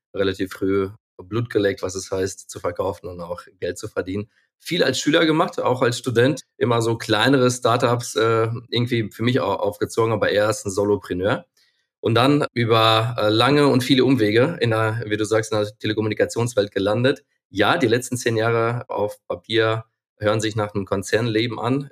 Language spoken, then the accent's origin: German; Ukraine; now in Germany; Ich bin geboren und aufgewachsen in der Ukraine